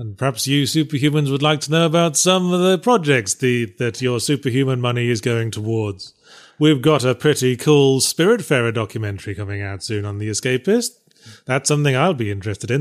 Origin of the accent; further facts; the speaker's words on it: England, United Kingdom; moved away; I grew up in England